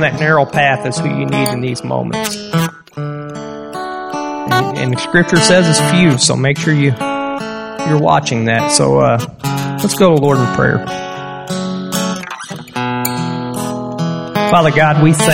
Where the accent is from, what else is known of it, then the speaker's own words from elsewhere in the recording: United States; I'm American